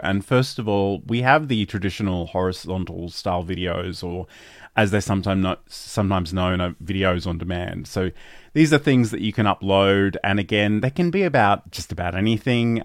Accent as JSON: {"language": "English", "country": "Australia", "said": "I'm Australian"}